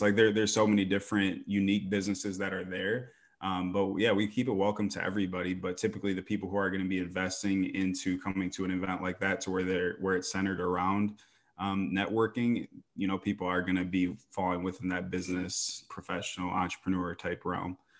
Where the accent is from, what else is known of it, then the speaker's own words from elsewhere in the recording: Grand Rapids, Michigan, United States; moved away as an adult; now in Phoenix, United States; I came from Michigan originally, like Grand Rapids area